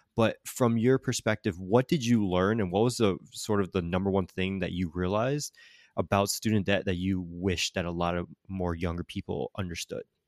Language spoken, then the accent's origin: English; Connecticut, United States; moved away; also born or lived in Florida; the University of my home state of Connecticut, Yukon